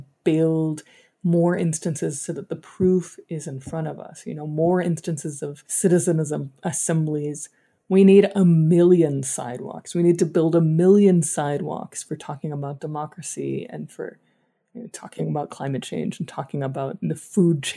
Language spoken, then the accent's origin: English; Dallas, Texas, United States; I grew up in Dallas, Texas, where I currently live